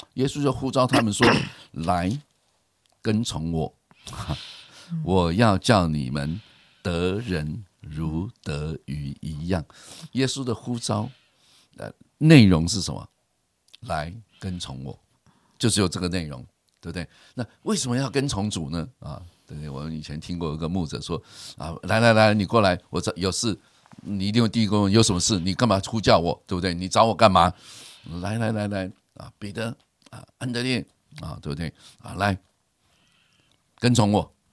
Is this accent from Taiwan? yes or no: yes; Keelung, Taiwan; 我从小，呃，在基隆长大，也很喜欢钓鱼，然后常常在河边钓鱼